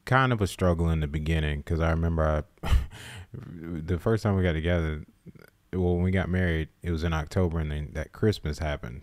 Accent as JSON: {"language": "English", "town": "Summerville", "region": "South Carolina", "country": "United States", "tie": "born or raised there", "said": "I grew up in Somerville, South Carolina."}